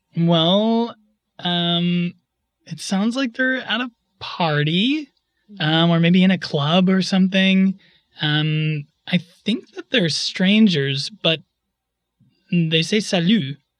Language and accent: English; Wisconsin, United States; now in Berlin, Germany; I'm from Wisconsin. I live in Berlin